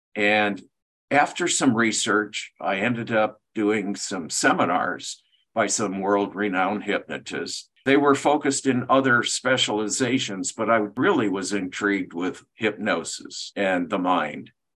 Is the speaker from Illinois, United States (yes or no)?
no; Michigan, United States; I grew up in Michigan